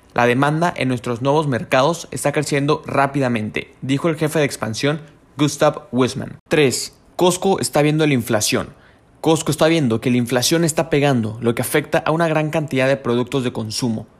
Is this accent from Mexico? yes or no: yes; Mexico